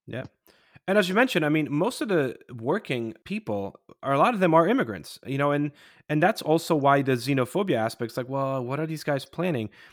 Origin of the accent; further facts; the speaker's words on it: Poland; moved away; when I was growing up in Poland in the eighties